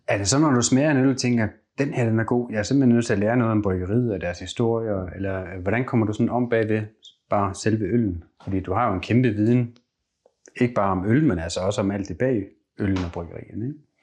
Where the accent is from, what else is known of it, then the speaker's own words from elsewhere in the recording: South Jutland, Southern Denmark, Denmark; jeg vokset op i Sydjylland